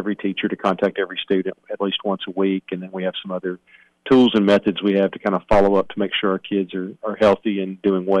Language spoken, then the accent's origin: English; Cottontown, Tennessee, United States; the school actually sits adjacent to my grandfather's farm, so it's right in the center of where I grew up.